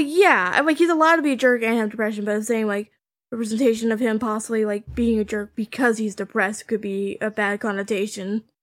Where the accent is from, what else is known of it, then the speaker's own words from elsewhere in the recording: Canada; I'm Canadian